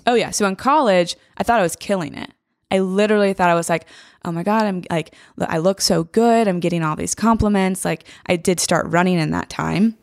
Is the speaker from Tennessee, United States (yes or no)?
yes; Franklin, Tennessee, United States; I'm from Franklin